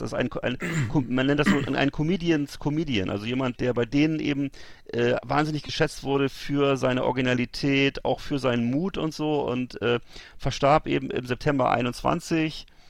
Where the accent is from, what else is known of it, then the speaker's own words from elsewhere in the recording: Germany; bei uns in Deutschland